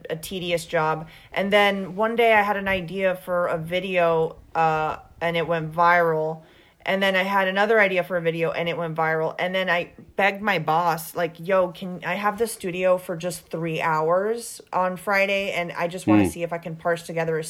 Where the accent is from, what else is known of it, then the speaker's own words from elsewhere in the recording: Venezuela; accent: thick Venezuelan; moved away; I'm from Venezuela